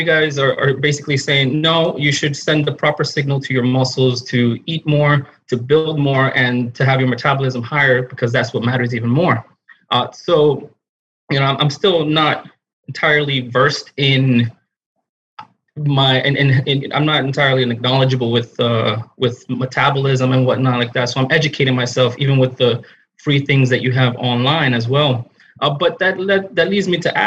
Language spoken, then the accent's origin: English; New York, United States; I'm from New York